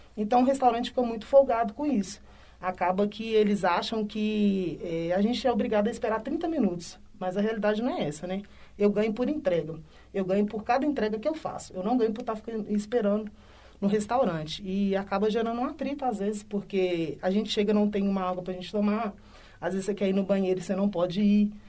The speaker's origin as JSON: {"language": "Portuguese", "town": "Belo Horizonte", "region": "Minas Gerais", "country": "Brazil", "said": "sou residente aqui de Belo Horizonte, moro na região do Barreiro."}